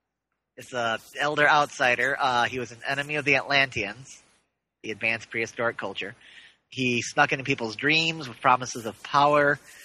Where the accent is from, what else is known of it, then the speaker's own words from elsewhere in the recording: Ireland; Well, I am Irish.